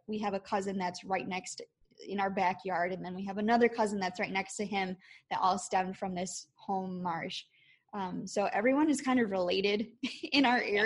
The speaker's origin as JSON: {"language": "English", "region": "Wisconsin", "country": "United States", "said": "I am from Wisconsin."}